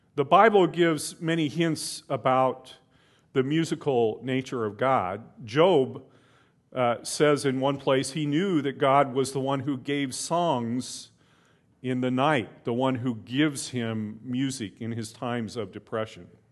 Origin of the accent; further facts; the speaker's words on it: United States; as an American